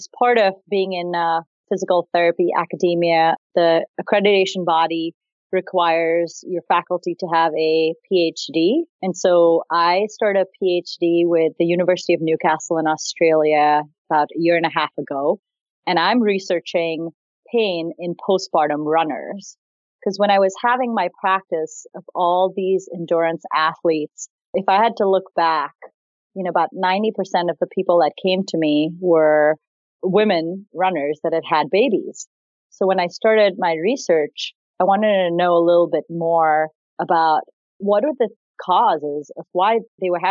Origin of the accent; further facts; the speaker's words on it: Mumbai, Maharashtra, India; moved away as an adult; also born or lived in Granville, Ohio; So I grew up in Bombay, India, and I got off a plane in Granville, Ohio, in 2001.